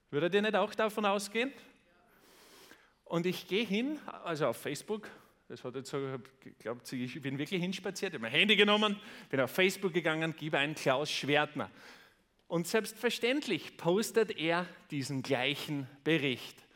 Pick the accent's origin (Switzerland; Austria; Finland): Austria; Und bei uns in Österreich ist es so, da gibt es die Tageszeitung Österreich, die Krone und den Kurier.